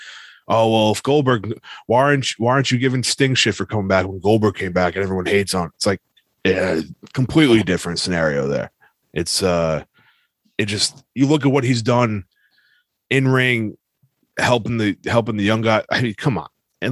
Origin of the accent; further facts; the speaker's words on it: New York, United States; I'm from New York